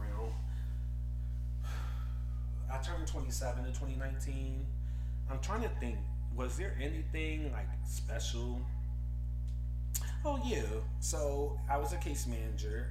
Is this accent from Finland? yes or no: no; Philadelphia, Pennsylvania, United States; I'm from Philadelphia